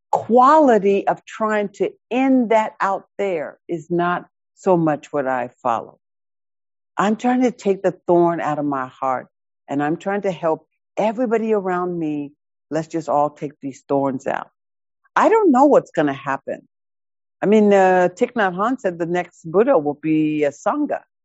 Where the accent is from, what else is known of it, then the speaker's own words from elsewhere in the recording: Seattle, Washington, United States; I grew up in High Point in the projects right over here in West Seattle.